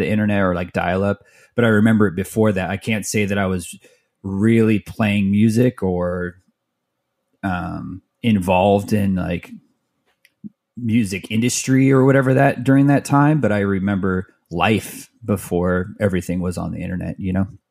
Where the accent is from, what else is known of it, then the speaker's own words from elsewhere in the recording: Mesa, Arizona, United States; also born or lived in Tempe, Arizona / Phoenix, Arizona; I grew up in Mesa, which is like a suburb of, of Phoenix